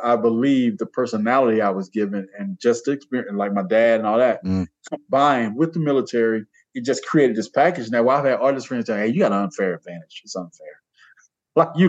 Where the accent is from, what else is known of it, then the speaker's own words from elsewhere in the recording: Georgia, United States; I was born in Georgia